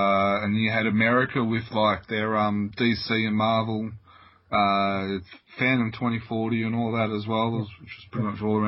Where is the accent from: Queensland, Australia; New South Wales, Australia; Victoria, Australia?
Victoria, Australia; Geelong; growing up in Geelong